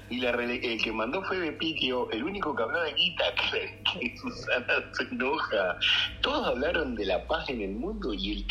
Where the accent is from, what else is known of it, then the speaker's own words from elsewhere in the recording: Argentina; los argentinos somos europeos sin plata